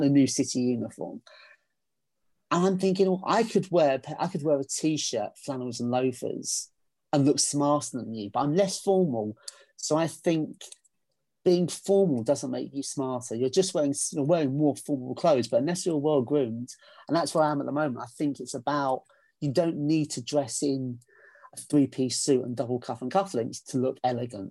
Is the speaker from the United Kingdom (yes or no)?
yes; England, United Kingdom; because I'm English